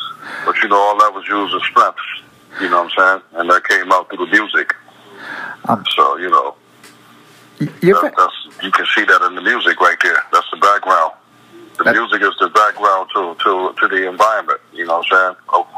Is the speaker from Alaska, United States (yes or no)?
no; Brooklyn, New York, United States; You know, it was just like, you know, it was rough. You know, at the end of the day, but you know, like any other place, I survived, man.